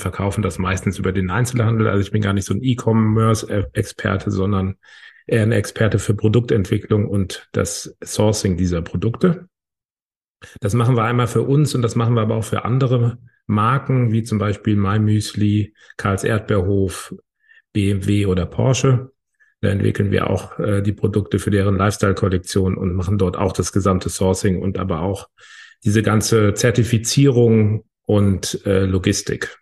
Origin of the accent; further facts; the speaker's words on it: Hamburg, Germany; Ich komme aus Hamburg.